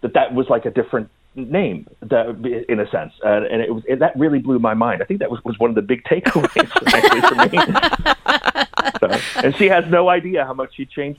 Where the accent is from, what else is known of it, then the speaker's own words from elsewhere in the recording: Sweden; also born or lived in Austria / United States; I grew up in Sweden and Austria and in America.